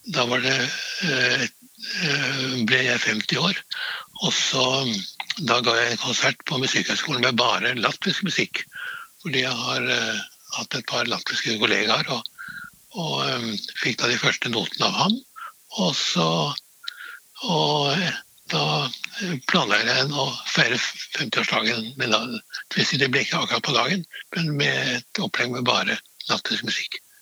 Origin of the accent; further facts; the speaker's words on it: Trysil, Innlandet, Norway; moved away; also born or lived in Oslo / Vienna; Jeg kommer fra Trysil, og ute på landsbygda var det